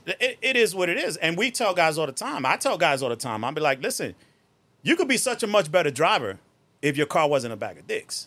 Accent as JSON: {"language": "English", "town": "Newark", "region": "New Jersey", "country": "United States", "tie": "born or raised there", "also_born_or_lived": "Puerto Rico", "lives_now": "Bloomfield, United States"}